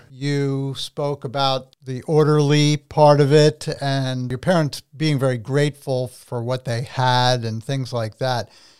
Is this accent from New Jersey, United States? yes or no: yes; New Jersey, United States; I mean, I'm born and raised in New Jersey.